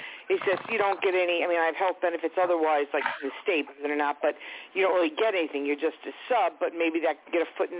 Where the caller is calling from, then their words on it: Long Island, New York, United States; Long Island.